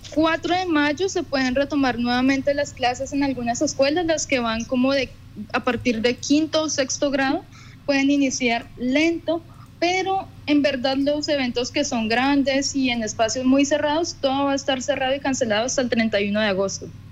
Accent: Colombia; moved away as an adult; now in Düsseldorf, Germany; yo digo que soy de Colombia

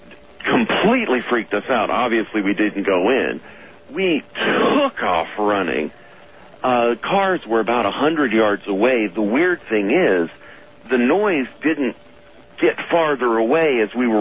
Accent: Alabama, United States; now in Seattle, United States; I grew up in Alabama

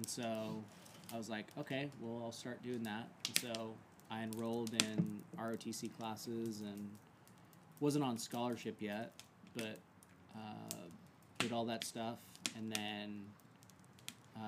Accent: Ellensburg, Washington, United States; I got into college at the same university that was in my hometown, so Central Washington University

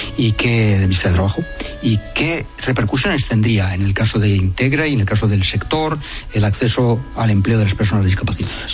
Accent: Spain; Somos los españoles

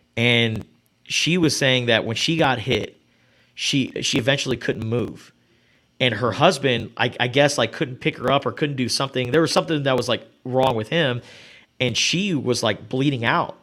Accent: Tucson, Arizona, United States; from the time I was a kid growing up in Rita Ranch

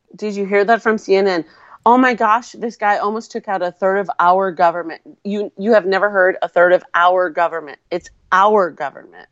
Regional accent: Wisconsin, United States; moved away as an adult; now in Arizona, United States; I grew up in Wisconsin

